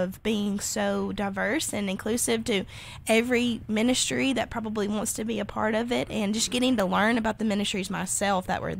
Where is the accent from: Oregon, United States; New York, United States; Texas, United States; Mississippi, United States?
Mississippi, United States; And I'm from Mississippi, so we're kind of used to that, but nothing like Iowa.